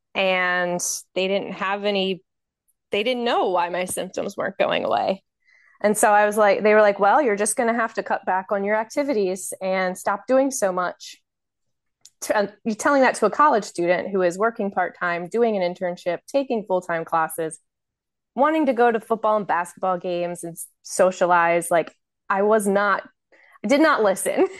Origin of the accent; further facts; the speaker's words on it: Baltimore, Maryland, United States; I'm from Baltimore, Maryland